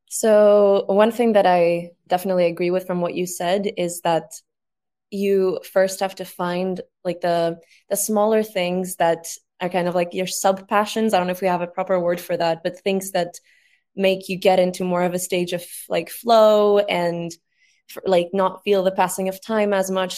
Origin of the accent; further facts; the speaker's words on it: Greece; now in London, United Kingdom; I'm from Greece. I'm 21 years old. I'm based in London right now.